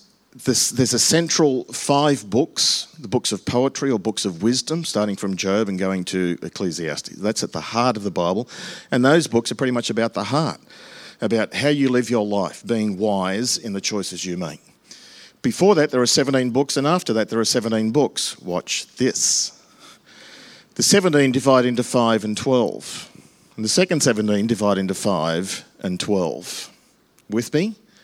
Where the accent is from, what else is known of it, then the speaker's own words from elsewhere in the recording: England, United Kingdom; But ours is right because we're English, and that's the structure.